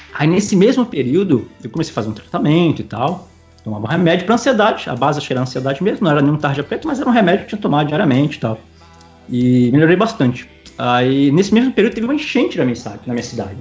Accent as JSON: {"language": "Portuguese", "town": "Ibiraçu", "region": "Espírito Santo", "country": "Brazil", "tie": "born or raised there", "moved": "yes", "lives_now": "Maceió, Brazil", "said": "hoje eu moro em Maceió, Lagoas, mas eu sou natural de Ibiraçu, é uma cidade no interior do Espírito Santo"}